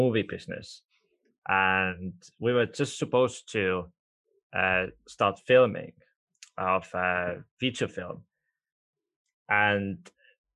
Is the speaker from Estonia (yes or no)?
yes; Estonia; first language Estonian; English is a second language; Estonia is my first language